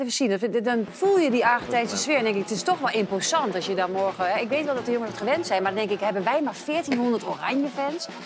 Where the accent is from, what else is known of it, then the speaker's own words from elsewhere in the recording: Twente, Overijssel, Netherlands; Ik ben een tukker en ik woon ja. Eh, eh, echt, ik ben echt opgegroeid aan de Duitse grens